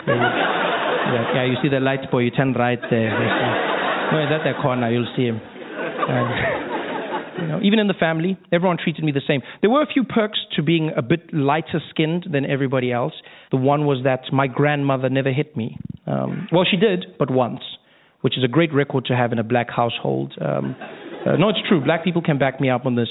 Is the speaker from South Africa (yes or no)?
yes; South Africa; moved away; I grew up in South Africa uh, during a time known as apartheid.